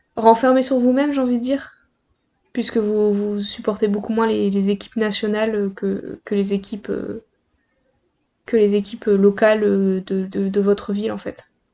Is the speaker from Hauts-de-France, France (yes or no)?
yes; Pas-de-Calais, Hauts-de-France, France; je viens du Pas-de-Calais.